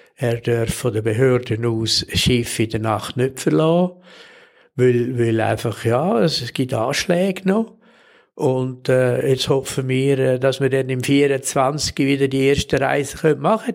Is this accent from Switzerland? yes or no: yes; Switzerland; als Schweizer